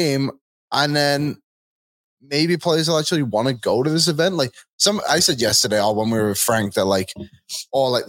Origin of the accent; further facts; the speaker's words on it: England, United Kingdom; now in Edmonton, Canada; I grew up in England and not to have snow on Christmas wasn't too different for me.